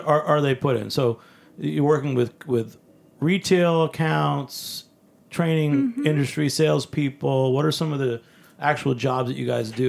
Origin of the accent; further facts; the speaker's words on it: New England, United States; now in New York, United States; I'm from New England.